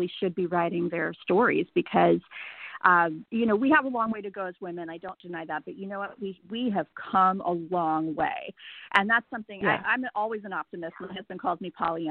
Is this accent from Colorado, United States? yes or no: yes; Denver, Colorado, United States; now in San Antonio, United States; I grew up in Denver